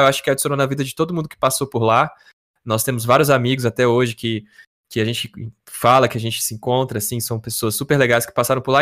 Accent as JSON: {"language": "Portuguese", "town": "Brasília", "region": "Federal District", "country": "Brazil", "said": "eu e o Yuri, nós somos de Brasília"}